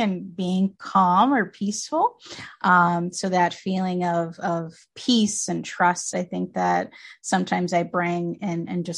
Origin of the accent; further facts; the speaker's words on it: New Jersey, United States; also born or lived in Colombia; I was born here, first generation American, actually in New Jersey, but both of my parents and even my brother, my whole immediate family is from Colombia, South America.